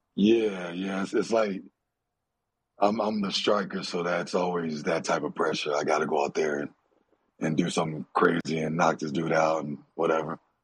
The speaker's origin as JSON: {"language": "English", "town": "Dallas", "region": "Texas", "country": "United States", "tie": "born or raised there", "said": "I'm Nigerian. But I was born in Dallas"}